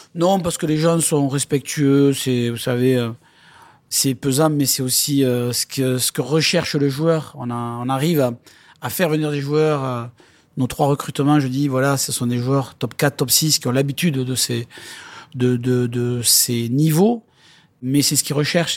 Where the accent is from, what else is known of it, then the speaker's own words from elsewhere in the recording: Lourdes, Occitania, France; moved away; also born or lived in Bayonne; j'ai grandi à Lourdes, j'ai joué à Lourdes et, je suis un pur lourdé